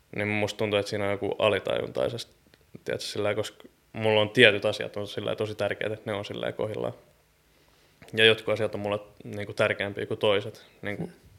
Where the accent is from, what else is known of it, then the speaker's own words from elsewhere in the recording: Nummela, Uusimaa, Finland; now in Helsinki, Finland; mä tuun Nummelasta ja Helsingistä